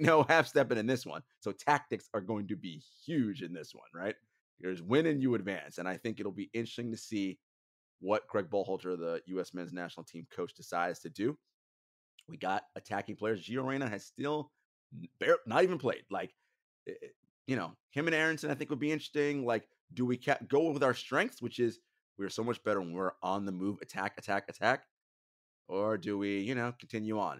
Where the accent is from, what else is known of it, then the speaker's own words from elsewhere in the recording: United States; I am American